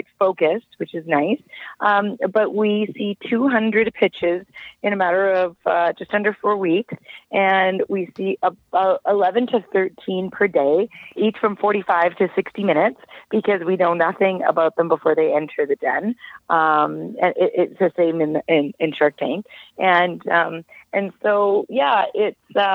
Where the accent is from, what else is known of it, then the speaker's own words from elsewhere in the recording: Calgary, Alberta, Canada; I'm born and raised in Calgary, Alberta